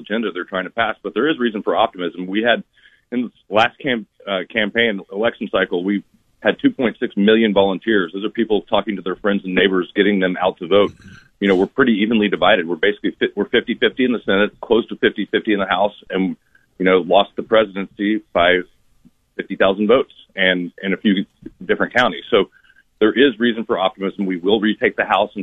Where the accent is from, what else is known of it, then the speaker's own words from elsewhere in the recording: Texas, United States; I'm a Texan